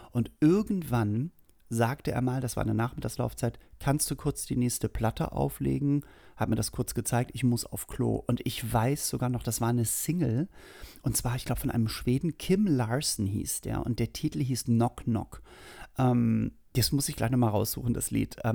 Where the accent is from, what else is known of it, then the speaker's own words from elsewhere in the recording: Hamburg, Germany; Also, und es gab bei uns in Hamburg-Langhorn, was nämlich nicht weit, wie gesagt, von Norderstedt war, gab es das Skateland.